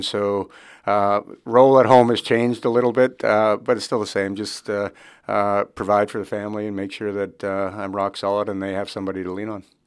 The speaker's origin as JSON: {"language": "English", "town": "Regina", "region": "Saskatchewan", "country": "Canada", "tie": "born or raised there", "said": "growing up in Regina, Saskatchewan, uh, I, we farm back home"}